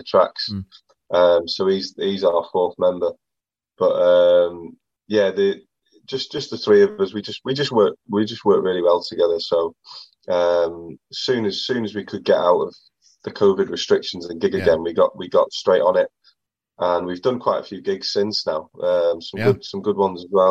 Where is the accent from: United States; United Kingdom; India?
United Kingdom; Accrington, North West England; I'm originally from Accrington